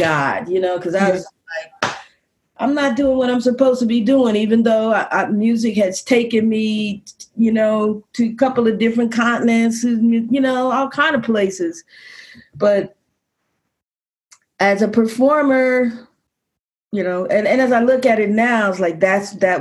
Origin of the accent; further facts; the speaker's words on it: Kansas City, Missouri, United States; moved away as an adult; also born or lived in Ohio / Venezuela; I was actually born in Ohio, but at 3 years old, we moved back to Kansas City, which is where my mother grew up